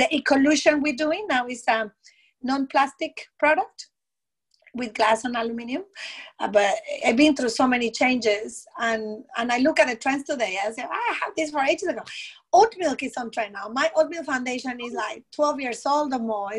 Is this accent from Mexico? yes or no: yes; Mexico; English is a second language; moved away as an adult; now in Australia; we're both from Mexico